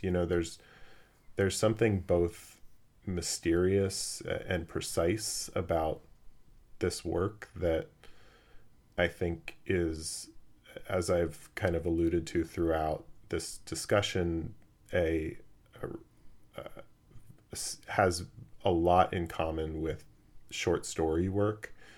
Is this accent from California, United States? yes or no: yes; Los Angeles, California, United States; growing up in Los Angeles